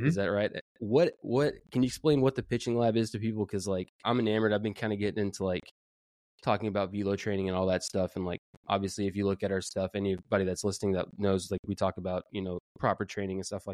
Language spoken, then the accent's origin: English; San Antonio, Texas, United States; I'm from San Antonio